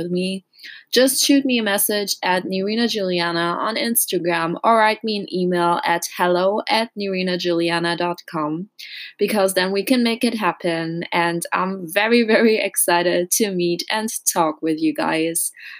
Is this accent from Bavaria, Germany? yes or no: no; Düsseldorf, North Rhine-Westphalia, Germany; my hometown in Düsseldorf.